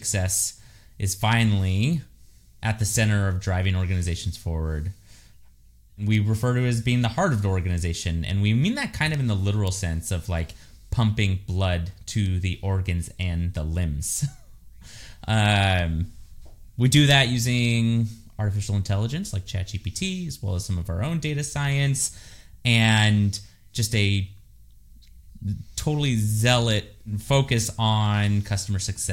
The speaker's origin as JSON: {"language": "English", "region": "California", "country": "United States", "tie": "born or raised there", "said": "I'm born and raised in California"}